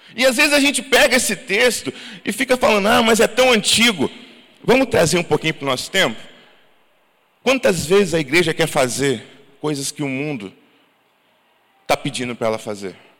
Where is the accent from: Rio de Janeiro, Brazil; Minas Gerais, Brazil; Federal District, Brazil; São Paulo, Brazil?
Rio de Janeiro, Brazil; Santo Antônio de Pádua; moved away; Pádua, que é o lugar onde eu nasci